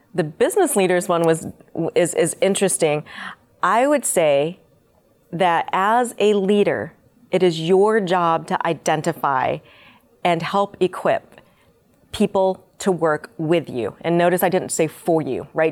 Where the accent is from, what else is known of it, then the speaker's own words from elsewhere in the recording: Winter Haven, Florida, United States; also born or lived in Seoul, Korea; I moved to Mi, um, Florida when I was five and was, grew up, lived in Winter Haven, went to Winter Haven High School